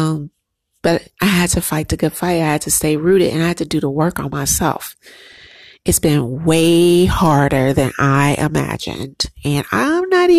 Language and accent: English; United States; as a Black American woman